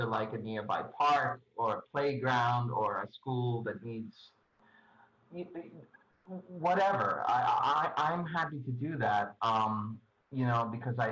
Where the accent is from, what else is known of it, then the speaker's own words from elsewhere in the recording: New York City, New York, United States; also born or lived in Forest Hills, New York; I'm originally from Bayside